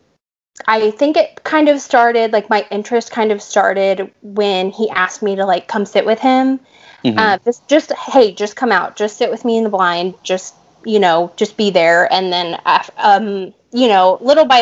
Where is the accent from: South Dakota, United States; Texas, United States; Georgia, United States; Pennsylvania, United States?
Texas, United States; I am from Texas, born and raised.